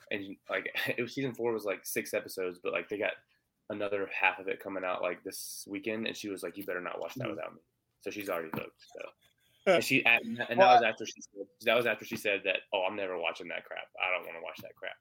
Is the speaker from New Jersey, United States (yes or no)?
no; Greensboro, North Carolina, United States; my hometown in Greensboro